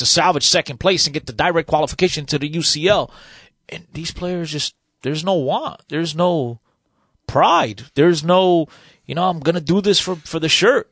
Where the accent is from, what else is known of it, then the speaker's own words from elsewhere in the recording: Portugal; moved away; I was born in Portugal. It's my country of birth.